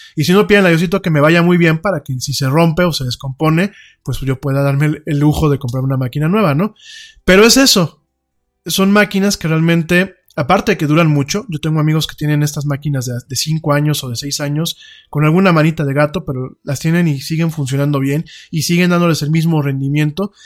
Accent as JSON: {"language": "Spanish", "country": "Mexico", "said": "como mexicano"}